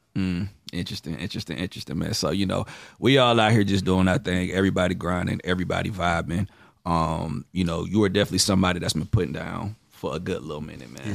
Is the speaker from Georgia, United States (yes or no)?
yes; Atlanta, Georgia, United States; I'm not from New York, I'm from Atlanta